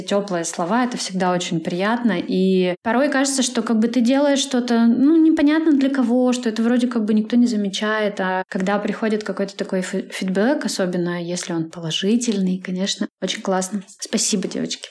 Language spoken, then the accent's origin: Russian; Klinovskoye, Sverdlovsk Oblast, Russia; now in Yekaterinburg, Russia; Я не из Екатеринбурга, я родилась в деревне. Точнее, это село Клиновское, находится в Свердловской области, в 130 километрах от Екатеринбурга.